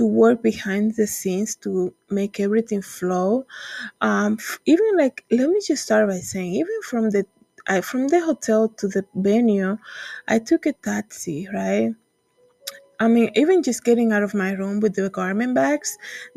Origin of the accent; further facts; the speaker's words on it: Dominican Republic; moved away; when I was in church growing up in the Dominican Republic